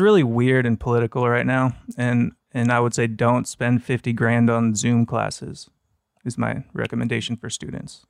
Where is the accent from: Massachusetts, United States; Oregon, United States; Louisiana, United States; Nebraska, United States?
Nebraska, United States; Beaver Lake; moved away; Small town Nebraska